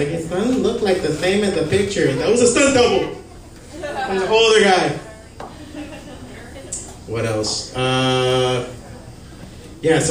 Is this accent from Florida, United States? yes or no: yes; Hialeah, Florida, United States; I'm from Hialeah.